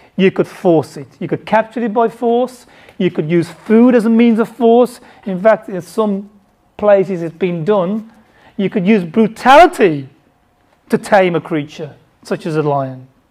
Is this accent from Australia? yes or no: no; Bangladesh; I was born in Bangladesh